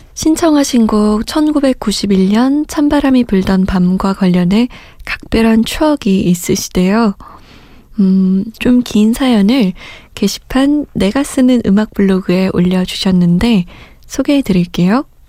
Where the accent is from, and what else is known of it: South Korea